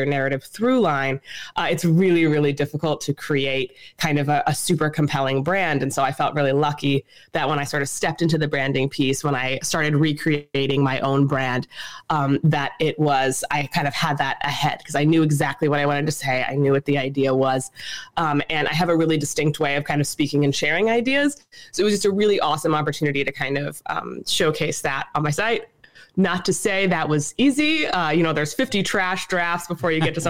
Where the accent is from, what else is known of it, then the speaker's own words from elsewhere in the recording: New York City, New York, United States; I'm from Brooklyn, New York